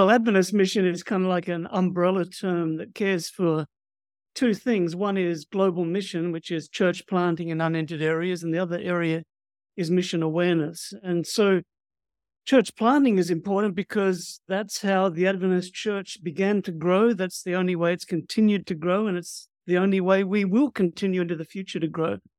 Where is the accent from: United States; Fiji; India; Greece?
Fiji; born there; also born or lived in New Zealand / Australia; Well, my background is I was born in Fiji to missionary parents from Australia and then lived in New Zealand and in Australia.